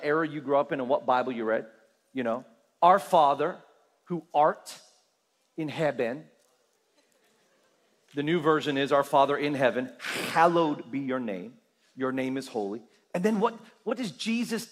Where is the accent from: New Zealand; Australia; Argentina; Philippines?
Australia; as an Australian, right, I am a part of something called the Commonwealth